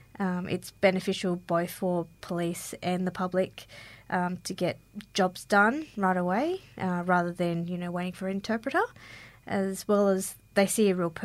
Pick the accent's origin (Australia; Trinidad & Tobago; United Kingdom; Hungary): Australia; I'm Australian-born Chinese and Vietnamese.